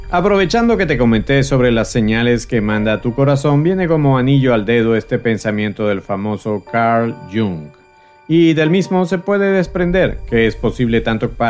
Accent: Venezuela; born there; quiero saludar a ti, que me escuchas fiel y consecuentemente desde Caracas, Venezuela. Por supuesto, en mi país natal y donde nació el concepto de superviviente, tenemos a un alto porcentaje de oyentes, a pesar de todas las dificultades que atraviesa mi amado país.

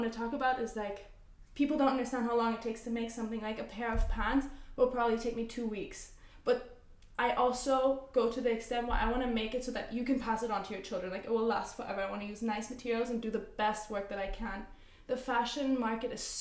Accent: Zurich, Switzerland; moved away; the life that we have in Switzerland, we grew up in Zurich

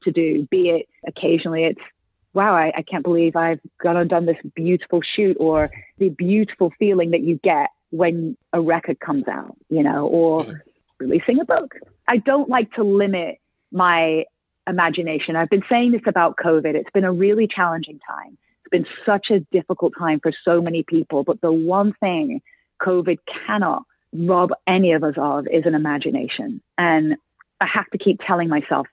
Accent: Oldham, North West England, United Kingdom; moved away as an adult; now in Nashville, United States; Oldham, yeah. Just, it's, yeah, a little town, a little industrial town north of Manchester

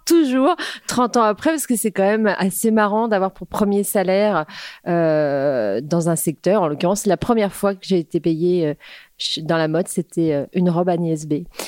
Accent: Créteil, Île-de-France, France; also born or lived in New York / Paris; j'ai grandi à Créteil déjà en banlieue parisienne

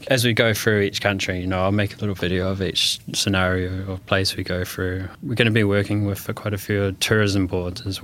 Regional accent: New Zealand; now in London, United Kingdom; I'm from New Zealand and we live in London.

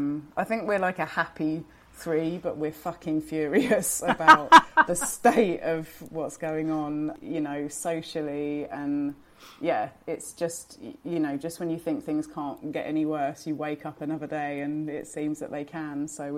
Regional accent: Brighton, South East England, United Kingdom; We're from Brighton, yeah, so we're from the seaside.

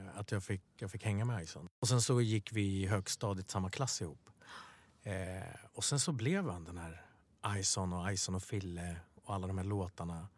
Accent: Stockholm, Stockholm County, Sweden; Swedish is a second language; Bredäng där vi är uppvuxen, uppvuxna

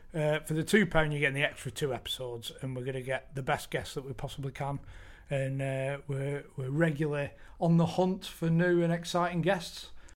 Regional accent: Bolton, North West England, United Kingdom; growing up in Bolton as a Bolton fan

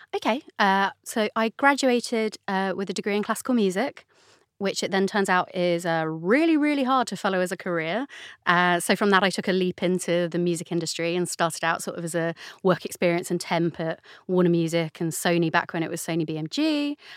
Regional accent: London, United Kingdom; I grew up in the London borough of Camden

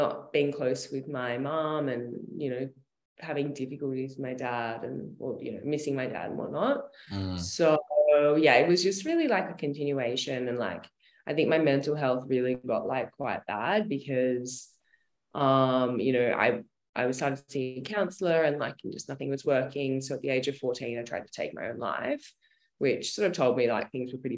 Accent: Sale, Victoria, Australia; I grew up in a very small country town called Sale, in a place, in a region called Gippsland, about 2.5 hours out of Melbourne

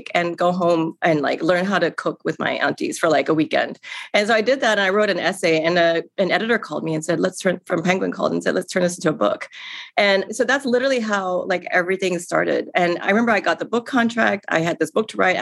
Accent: Singapore; moved away as an adult; now in New York City, United States; I grew up in Singapore in a very traditional Chinese family

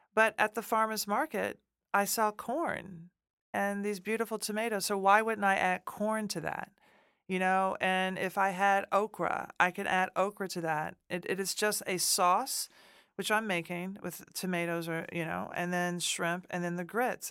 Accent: Nashville, Tennessee, United States; moved away; I'm from Nashville, Tennessee

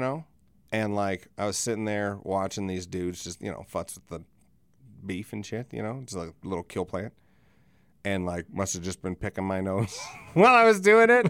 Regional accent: United States; We're from Elsister

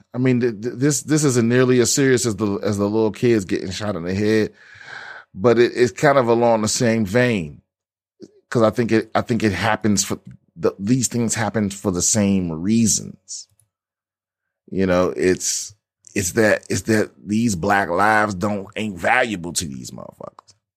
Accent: Washington, District of Columbia, United States; this is my hometown metro system

